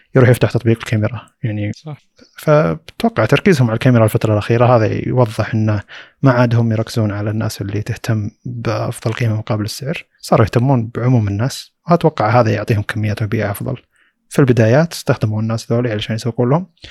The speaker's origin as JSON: {"language": "Arabic", "country": "Saudi Arabia", "said": "عندنا في السعوديه"}